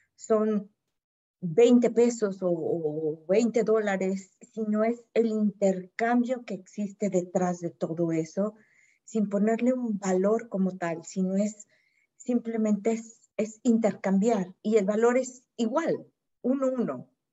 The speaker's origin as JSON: {"language": "Spanish", "country": "Mexico", "said": "Yo soy de México"}